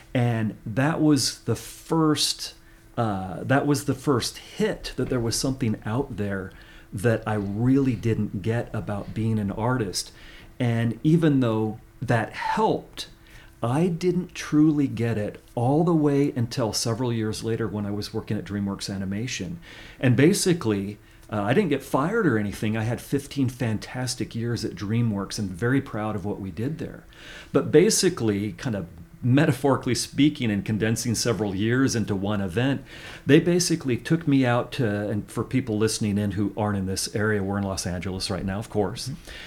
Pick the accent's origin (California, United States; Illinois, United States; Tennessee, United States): California, United States; Central Valley of; I grew up in the Central Valley of California